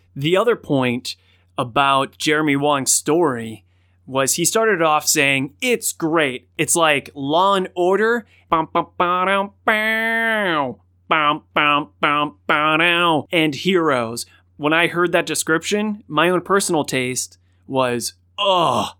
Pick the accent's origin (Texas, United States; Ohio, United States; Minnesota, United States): Ohio, United States; Cleveland; Cleveland, which is my hometown